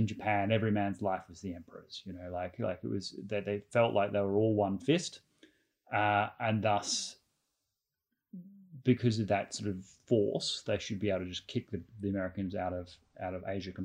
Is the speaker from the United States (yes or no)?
no; Australia